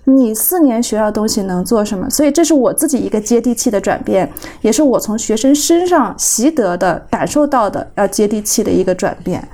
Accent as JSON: {"language": "Chinese", "town": "Kunming", "region": "Yunnan", "country": "China", "tie": "born or raised there", "moved": "as an adult", "said": "因为我们老家就是在昆明，所以我就是要回来工作"}